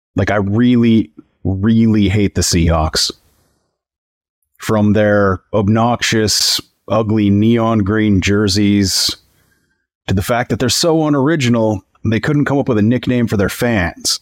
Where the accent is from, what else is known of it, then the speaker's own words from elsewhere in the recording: Northern Canada, Canada; my northern Canadian hometown